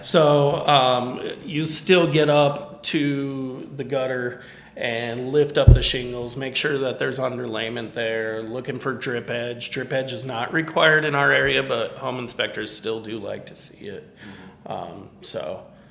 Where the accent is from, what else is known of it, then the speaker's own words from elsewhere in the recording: Michigan, United States; now in Tennessee, United States; Michigan, my home state